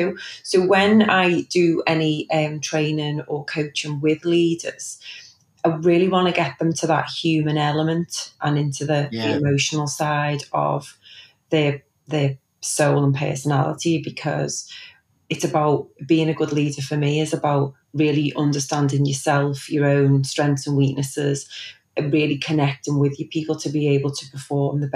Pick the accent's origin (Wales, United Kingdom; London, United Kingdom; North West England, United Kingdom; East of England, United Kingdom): North West England, United Kingdom; Liverpool; also born or lived in Knowsley Village; So born and bred in Liverpool, and I grew up in Chilwell, and I now live in Knowsley Village.